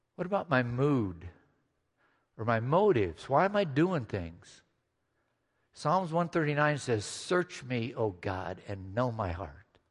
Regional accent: Midwest, United States; Growing up in the Midwest

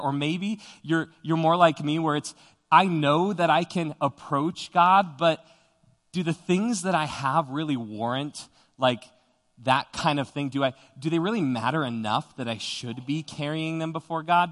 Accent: Widefield, Colorado, United States; growing up in Widefield, Colorado, which is down, uh, south of Colorado Springs

